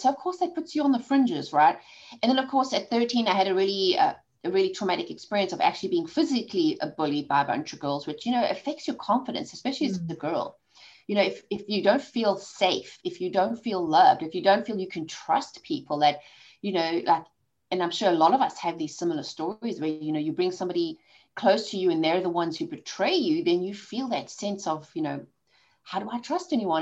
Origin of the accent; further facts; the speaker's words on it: South Africa; accent: South African; moved away; I've got a South African accent. I was born and raised in South Africa